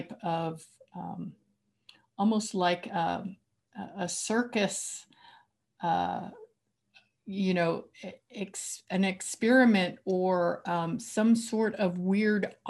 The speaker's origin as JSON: {"language": "English", "region": "rural Oklahoma", "country": "United States", "tie": "born or raised there", "said": "I grew up in rural Oklahoma"}